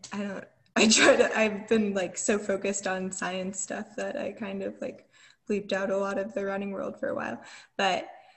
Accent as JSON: {"language": "English", "town": "Atlanta", "region": "Georgia", "country": "United States", "said": "I'm from Atlanta, I had like family there"}